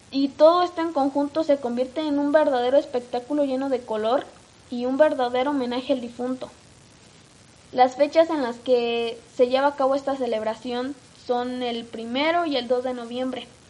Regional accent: Mexico; lo que hay en nuestro país

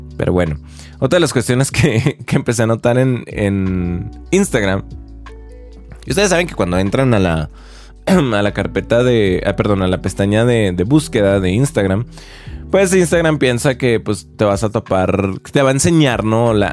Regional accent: Chihuahua, Mexico; now in Mexico City, Mexico; soy de Chihuahua

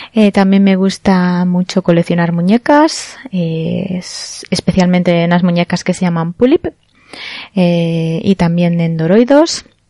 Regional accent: Barcelona, Catalonia, Spain; moved away; soy de, soy española, soy de Barcelona concretamente

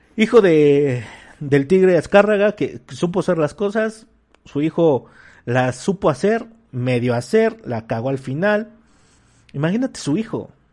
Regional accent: Mexico; como mexicanos

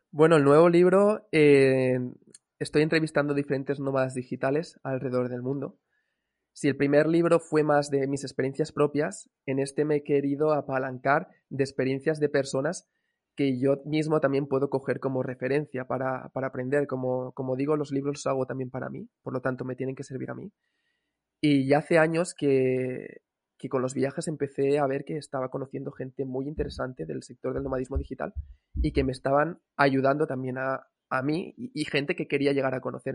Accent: Cambrils, Catalonia, Spain; moved away as an adult; also born or lived in Valencia / Bali; podríamos decir que soy de, la zona de Cambrils, realmente no nací aquí, nací en Valencia, pero sí que he estado casi toda la vida en Cambrils

